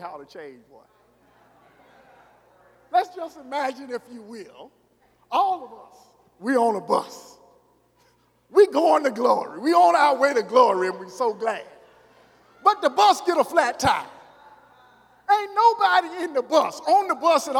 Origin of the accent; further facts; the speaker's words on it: Arkansas, United States; moved away; I told y'all I was from Arkansas